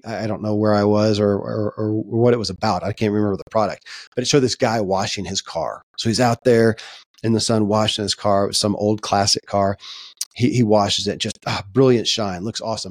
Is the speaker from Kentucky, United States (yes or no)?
yes; Kentucky, United States; born or raised there